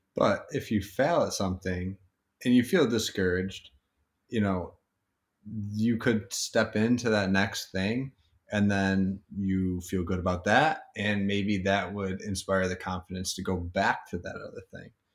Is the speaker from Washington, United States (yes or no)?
no; Syracuse, New York, United States; also born or lived in Long Island; now in Upstate New York, United States; We're both from Syracuse, you know, upstate